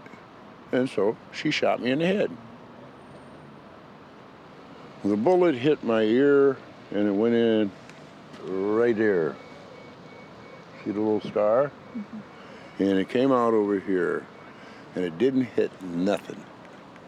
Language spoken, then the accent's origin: English; Waterloo, Iowa, United States; now in Olympia, United States; I grew up in Waterloo, Iowa.